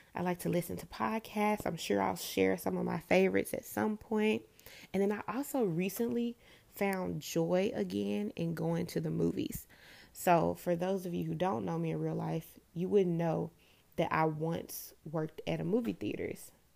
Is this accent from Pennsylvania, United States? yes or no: no; Memphis, Tennessee, United States; moved away as an adult; I was born and raised in Memphis, Tennessee